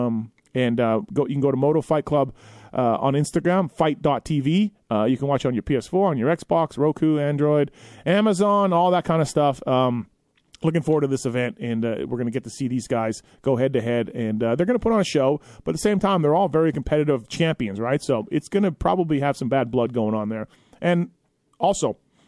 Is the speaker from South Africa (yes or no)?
no; Canada; I'm Canadian